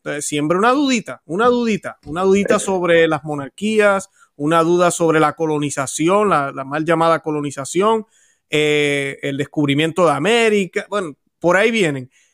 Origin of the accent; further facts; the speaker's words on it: Puerto Rico; los que hemos nacido en países católicos, yo que soy de Puerto Rico